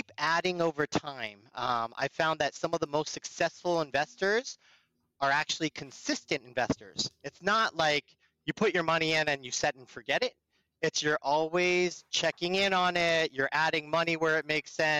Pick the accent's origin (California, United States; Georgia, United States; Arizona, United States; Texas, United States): California, United States; Burlingame; I grew up in the Bay Area and the peninsula. I'm a Burlingame High School kid